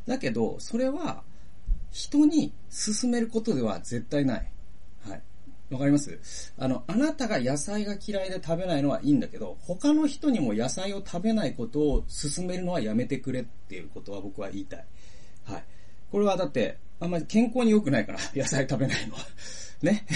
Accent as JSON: {"language": "Japanese", "town": "Toyohashi", "region": "Aichi", "country": "Japan", "tie": "born or raised there", "said": "僕の地元で言うと、豊橋"}